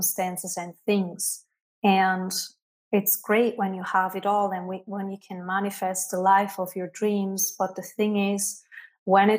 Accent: Switzerland; moved away as an adult; now in Canary Islands, Spain; I left my home country, Switzerland, and have not been back since. Today, I'm living in the Canary Islands

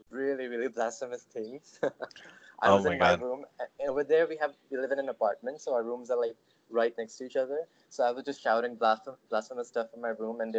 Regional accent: Sharjah, United Arab Emirates; also born or lived in Pakistan; so, I was born in Pakistan to not a conservative family my family is quite modern from a certain perspective, but when I was about five years old, my parents moved to the UAE, um, particularly Sharjah, which is a city in the UAE.

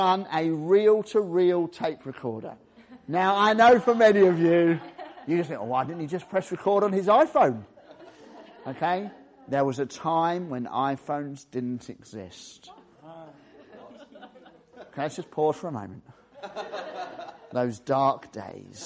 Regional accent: the England side of the Welsh borders, West Midlands, United Kingdom; I was born in the Welsh borders, just the England side of the Welsh borders

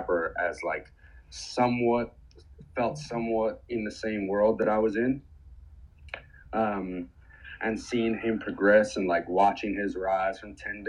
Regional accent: New York City, New York, United States; I grew up in New York City

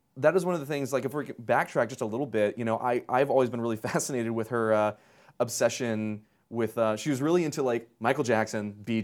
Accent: Tehran, Tehran Province, Iran; the things that are very specific to growing up in Tehran in the 70s and 80s.

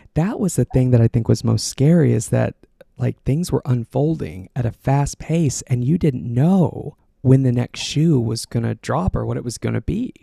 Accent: outside of Austin, Texas, United States; moved away; Got my start at a local radio station in my hometown outside of Austin, Texas

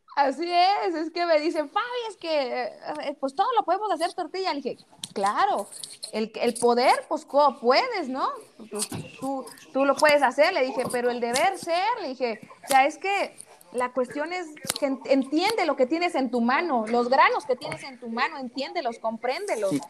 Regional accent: El Platanar, Jalisco, Mexico; now in Guadalajara, Mexico

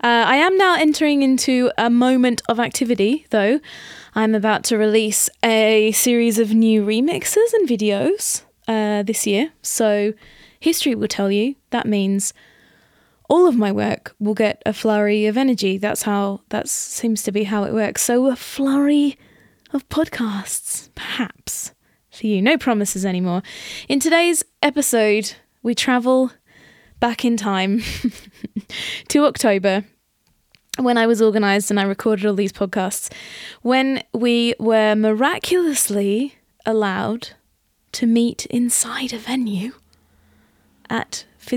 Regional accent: Australia; I think, I wonder, because growing up in Australia, we had fruit trees in our backyard.

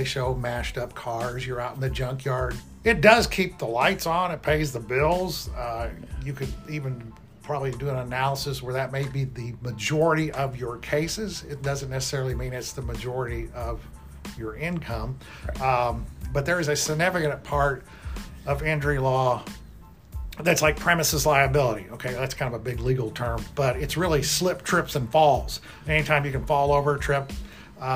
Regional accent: Southern Indiana, United States; also born or lived in Ohio; growing up in Southern Indiana

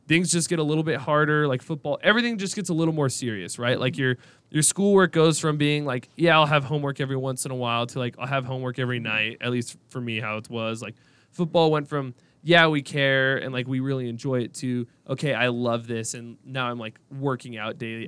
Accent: Washington, United States; moved away as an adult; now in Boise, United States; I'm from Washington

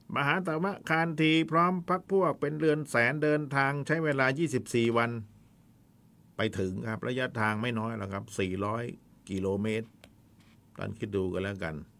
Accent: the South, Southern Thailand, Thailand; บ้านเราคนใต้

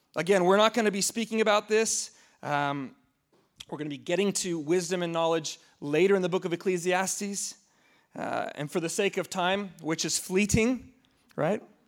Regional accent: United States; as an American

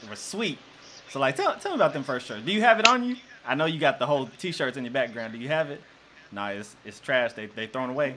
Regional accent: Jonesboro, Arkansas, United States; I grew up in Jonesboro

